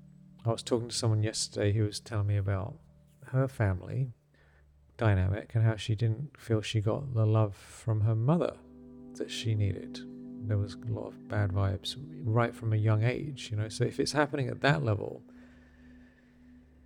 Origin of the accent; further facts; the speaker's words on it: England, United Kingdom; When I was growing up in England